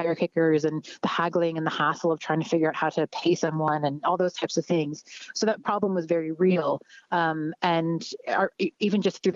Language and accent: English; Canada; moved away as an adult; now in Ireland; I'm Canadian. I'm originally from Canada. I've been living in Ireland for just under 4 years.